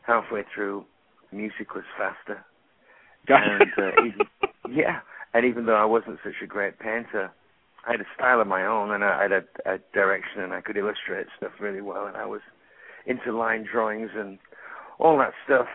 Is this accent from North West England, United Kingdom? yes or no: yes; Lancaster, North West England, United Kingdom; moved away as an adult; also born or lived in London; I was born in Lancaster, England. It's in the northwest